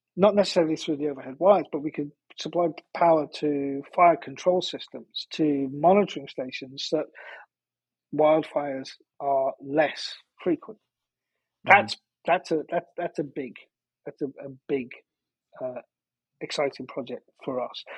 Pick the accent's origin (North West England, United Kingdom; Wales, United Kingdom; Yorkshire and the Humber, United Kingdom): North West England, United Kingdom; just outside of Liverpool; moved away; my my hometown, uh, I grew up just outside of Liverpool